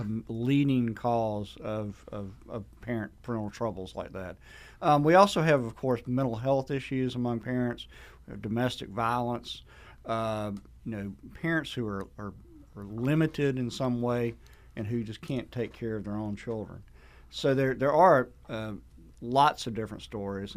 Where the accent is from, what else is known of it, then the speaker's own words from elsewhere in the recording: Sandersville, Georgia, United States; my hometown of Sandersville